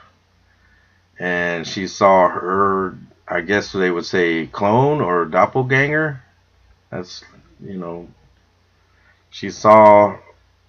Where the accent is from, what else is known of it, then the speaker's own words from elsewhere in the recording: Texas, United States; we're being from Texas, we're heavily armed